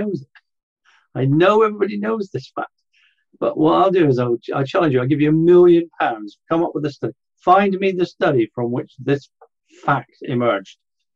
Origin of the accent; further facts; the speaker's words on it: Scotland, United Kingdom; I lived in Scotland. I was brought up in Scotland.